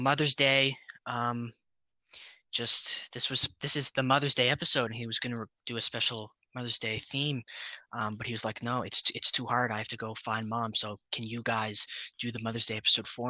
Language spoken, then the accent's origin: English; Canada; we are Canadian